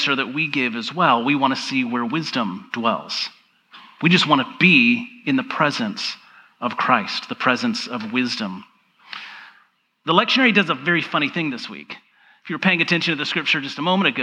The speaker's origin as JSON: {"language": "English", "region": "Georgia", "country": "United States", "tie": "born or raised there", "said": "I grew up in the South. I grew up in Georgia"}